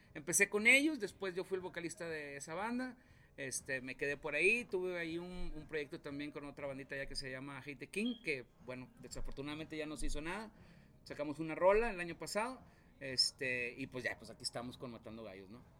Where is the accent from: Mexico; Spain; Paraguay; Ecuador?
Mexico; Río Bravo, Tamaulipas; moved away as an adult; now in Saltillo, Mexico; Yo soy de Río Bravo, Tamaulipas.